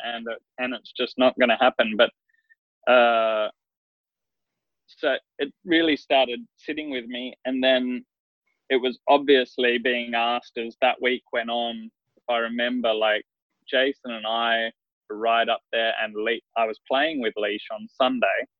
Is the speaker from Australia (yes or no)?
yes; Queensland, Australia; also born or lived in South Australia; I've lived here since I was seven years old. So I, I feel very much like I've grown up a Queenslander